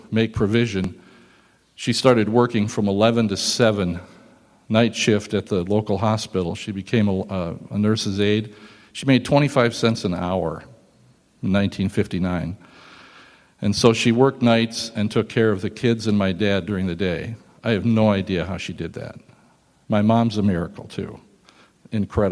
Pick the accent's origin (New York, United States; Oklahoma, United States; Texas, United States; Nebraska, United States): Nebraska, United States; I started in Germany and I was born here in the United States